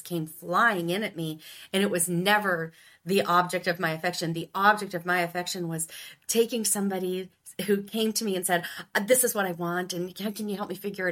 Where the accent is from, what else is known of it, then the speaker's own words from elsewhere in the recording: Ohio, United States; the good old Midwest, Ohio